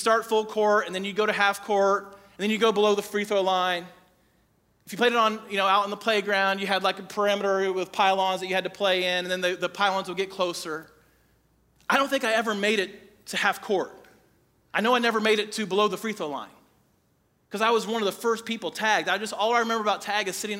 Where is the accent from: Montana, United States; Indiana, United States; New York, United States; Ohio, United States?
Indiana, United States; Crawfordsville; I grew up in Crawfordsville, and our elementary school